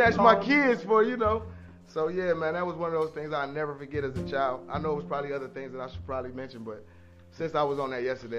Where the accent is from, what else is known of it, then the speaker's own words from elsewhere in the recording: Cleveland, Ohio, United States; moved away as an adult; also born or lived in North Carolina; I'm from Cleveland. So, my parents used to take me, me and my little brother to the lake, Lake Erie, all the time, like for the weekend